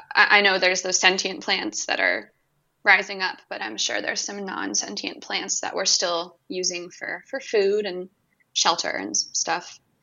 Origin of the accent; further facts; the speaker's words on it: California, United States; moved away; I'm from California originally